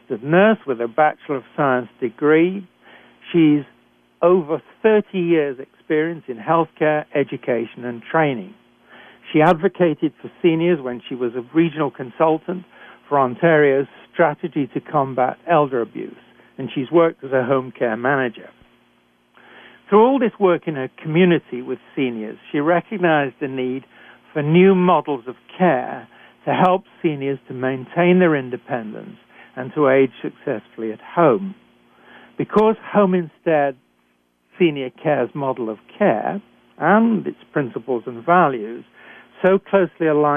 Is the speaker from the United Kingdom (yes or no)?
yes; United Kingdom; accent: British; moved away as an adult; also born or lived in Canada; I'm a physician trained in Britain, as I'm sure you can tell from my accent.